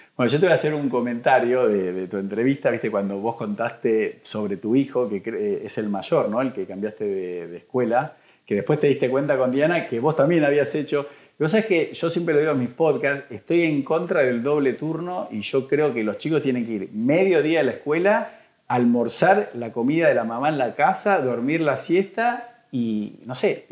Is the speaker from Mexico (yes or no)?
no; Argentina; a mí como argentino